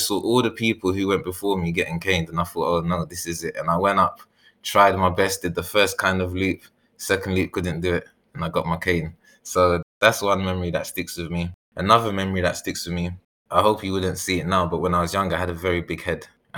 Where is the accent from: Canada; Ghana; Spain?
Ghana; I say, I'm Ghanaian, because that's what I really sort of resonate with. And that's where I first learned about the world.